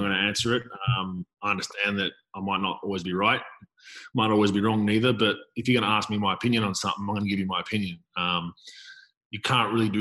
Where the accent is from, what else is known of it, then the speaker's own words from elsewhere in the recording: Melbourne, Victoria, Australia; I'm from Melbourne, Victoria